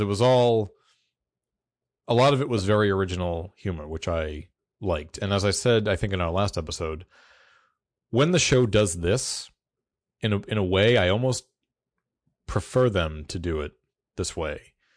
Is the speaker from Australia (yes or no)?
no; the American South, United States; I am from the South